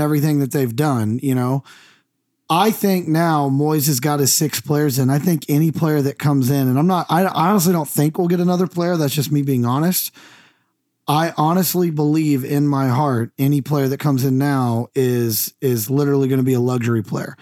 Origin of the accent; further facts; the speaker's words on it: United States; I'm the American